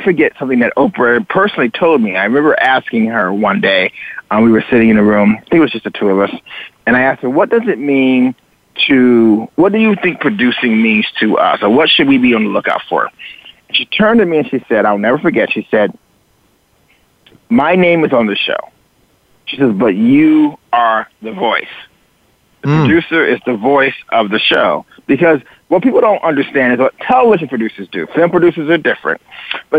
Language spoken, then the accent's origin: English; the South, United States; moved away; also born or lived in Chicago / Miami Beach; I grew up in the South